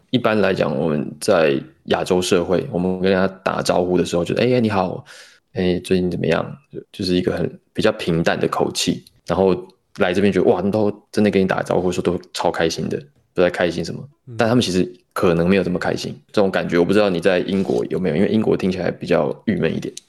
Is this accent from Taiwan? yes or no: yes; Taiwan; moved away; 我是台湾来的